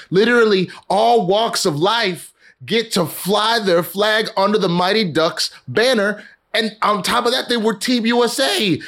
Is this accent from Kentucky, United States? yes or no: no; Texas, United States; I'm from Texas.